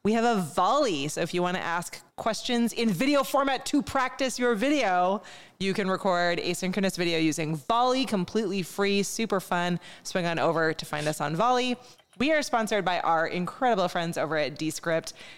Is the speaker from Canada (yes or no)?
yes; Montreal, Quebec, Canada; moved away as an adult; I grew up in Montreal, and I grew up fairly bilingual. You have to in Montreal. But I haven't lived there now for almost twenty years at this point.